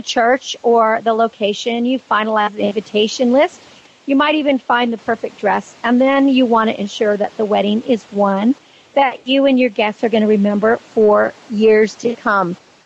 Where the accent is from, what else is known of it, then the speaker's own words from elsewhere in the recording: Napa Valley, California, United States; I grew up in the Napa Valley and my whole family grows grapes and has vineyards